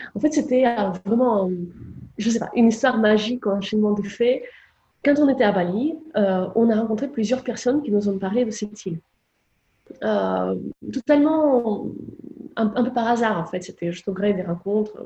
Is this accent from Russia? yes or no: yes; Moscow, Russia; moved away; J'ai grandi à Moscou